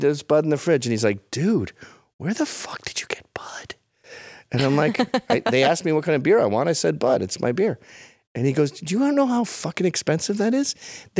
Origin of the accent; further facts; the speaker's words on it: Scotland, United Kingdom; as a Scottish man